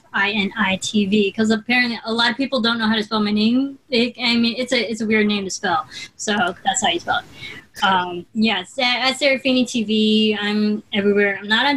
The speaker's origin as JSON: {"language": "English", "region": "Midwest", "country": "United States", "said": "I'm from the Midwest. I have witnessed tornadoes too."}